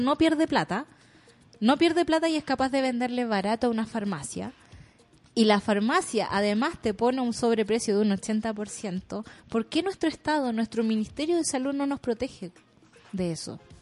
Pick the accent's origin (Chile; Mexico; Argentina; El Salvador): Chile; born or raised there